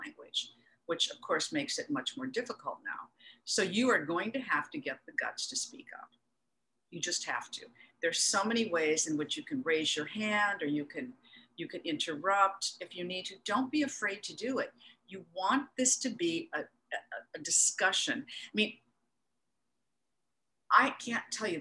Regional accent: Minnesota, United States; my home state of Minnesota

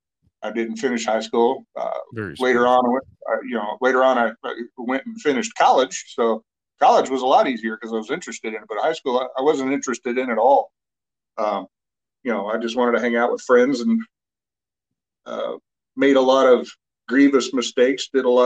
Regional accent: Missouri, United States; That's where I grew up, yeah.

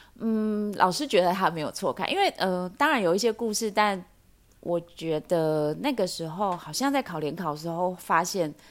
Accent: Taipei, Taiwan; 我是台北人

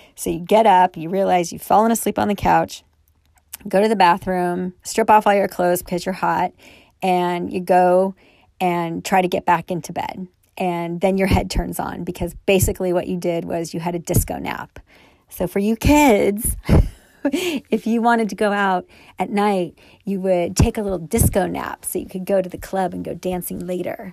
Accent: Thousand Oaks, California, United States; I grew up in Thousand Oaks, California, which is in Southern California

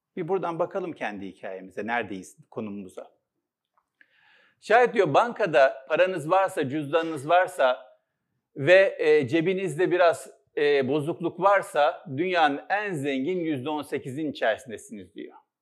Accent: Istanbul, Turkey; İstanbul'da doğdum, Üsküdar'da. Altı kardeşiz. İlkokulu Üsküdar'da okudum.

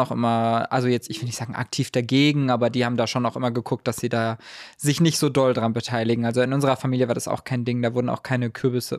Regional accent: Heidelberg, Baden-Württemberg, Germany; ich bin in Heidelberg aufgewachsen

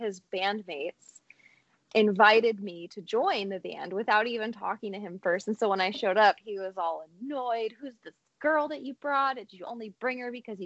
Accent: Santa Cruz, California, United States; accent: half California, half Nashville, and half Canadian; my hometown, Santa Cruz

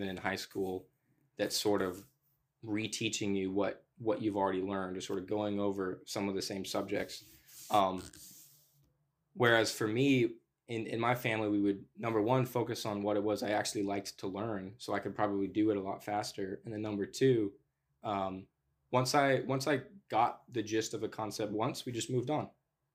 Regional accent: the South, United States; I'm from the South and so that's my worldview

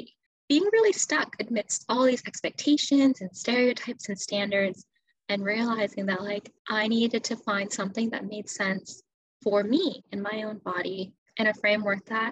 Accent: United States; As an Asian American woman, sort of being faced with these two very different ideals and these two very polarizing expectations, at least growing up in America

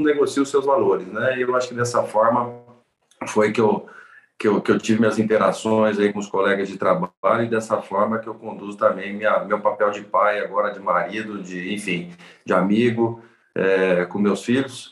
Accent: Presidente Prudente, São Paulo, Brazil; Eu sou do interior de São Paulo, de uma cidade chamada Presidente Prudente, que está lá no bico do mapa, divisa com Mato Grosso do Sul e com o Paraná

